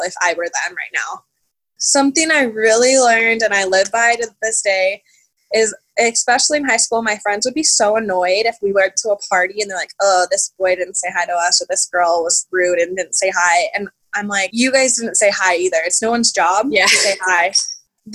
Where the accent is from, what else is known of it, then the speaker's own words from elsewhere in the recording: Las Vegas, Nevada, United States; I'm from Las Vegas, so it's a big city, but it's also a pretty small town when it comes to knowing people